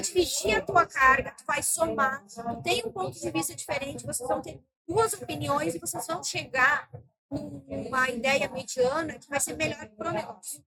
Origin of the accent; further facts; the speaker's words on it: Rio Grande do Sul, Brazil; eu sou do Rio Grande do Sul